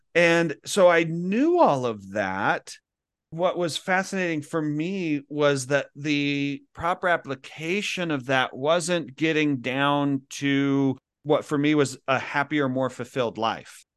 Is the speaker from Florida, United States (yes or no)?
no; Kaysville, Utah, United States; moved away as an adult; also born or lived in Philippines; I grew up in Kaysville, Utah